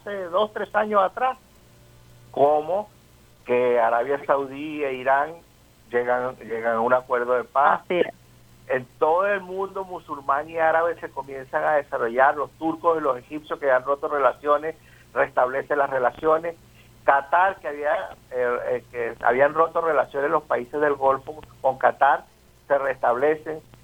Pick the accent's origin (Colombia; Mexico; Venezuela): Venezuela; como nosotros, como los venezolanos